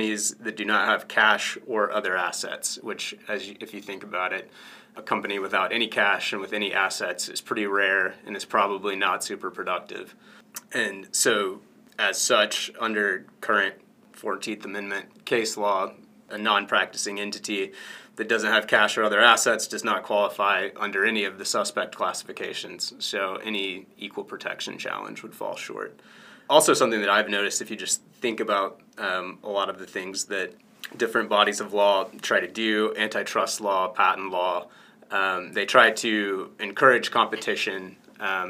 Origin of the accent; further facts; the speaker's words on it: Atlanta, Georgia, United States; now in Indiana, United States; I'm from Atlanta